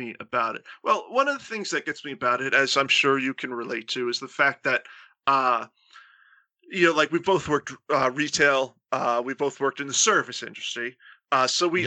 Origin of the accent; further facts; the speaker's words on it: Florida, United States; I grew up in Florida in the 90s